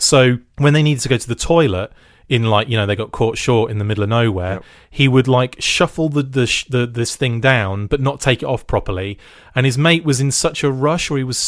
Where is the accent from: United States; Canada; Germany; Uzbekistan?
Germany; born there; I was born in West Germany, so instantly I had this connection with Airtight